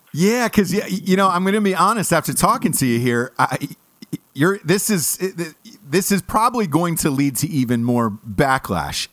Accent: Los Angeles, California, United States; I'm from Los Angeles

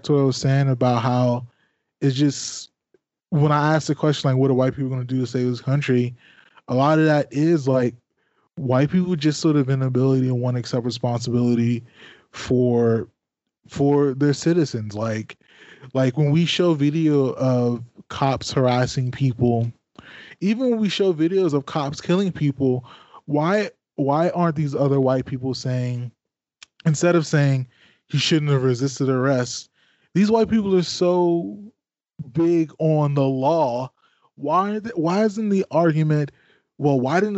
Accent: PG County, Maryland, United States; also born or lived in Washington, D.C. / West Virginia; I was born in Washington, D.C. I lived in PG County, Maryland from like the fifth grade up until I graduated and went to WVU

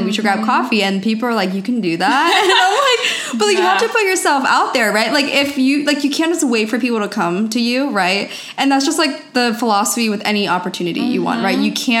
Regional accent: East Coast, United States; now in California, United States; I'm originally from the East Coast and I moved out to California about 4.5 years ago.

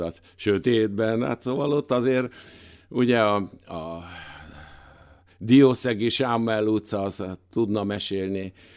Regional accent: Budapest, Hungary; Nyolc kerben születtem

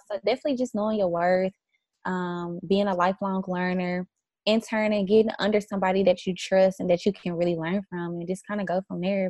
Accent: the South, United States; also born or lived in New York; now in Dallas, United States; I'm from the South

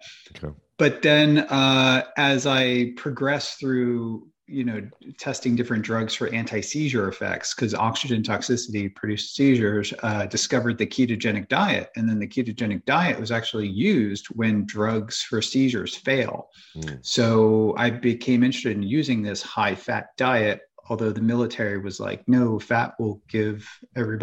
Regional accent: New Jersey, United States; moved away as an adult; also born or lived in Ohio; now in Florida, United States; I grew up in the Northeast, New Jersey

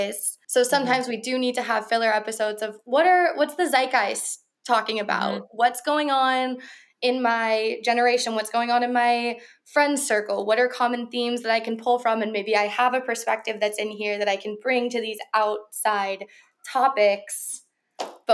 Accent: Virginia, United States; moved away; I'm from Virginia and I don't live in Virginia anymore

